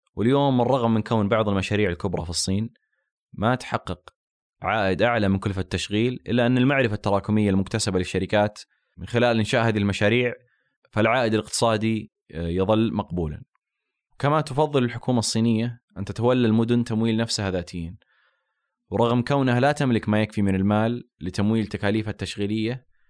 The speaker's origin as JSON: {"language": "Arabic", "country": "Saudi Arabia", "said": "عندنا في السعوديه"}